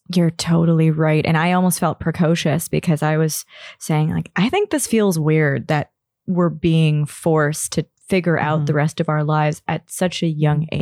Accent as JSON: {"language": "English", "town": "Toronto", "region": "Ontario", "country": "Canada", "tie": "born or raised there", "said": "I'm born and raised in Toronto"}